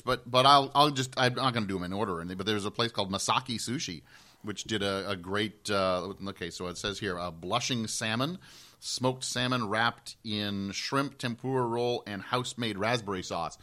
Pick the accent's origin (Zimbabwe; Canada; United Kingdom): Canada; And I'm from Canada.